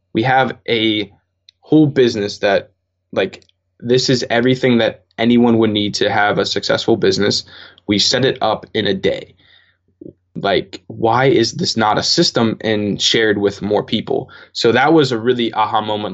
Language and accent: English; Pittsburgh, Pennsylvania, United States; I'm from Pittsburgh, Pennsylvania